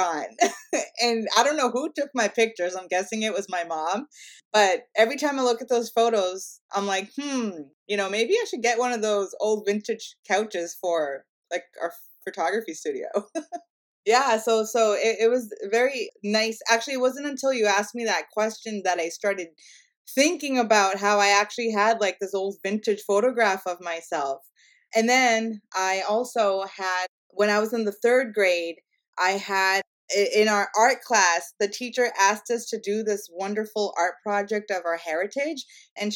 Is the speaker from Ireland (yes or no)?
no; Canada; I'm Indian by heritage, and I'm first generation Canadian